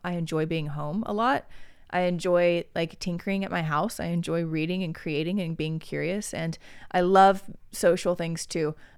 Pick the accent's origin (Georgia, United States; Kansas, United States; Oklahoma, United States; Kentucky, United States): Oklahoma, United States; moved away; also born or lived in Texas (family); I love being Midwestern. I love being, like, a okie.